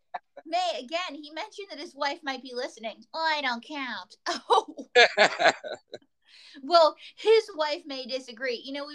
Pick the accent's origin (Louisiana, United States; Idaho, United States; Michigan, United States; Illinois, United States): Idaho, United States; Pocatello; he's from my hometown of Pocatello, Idaho.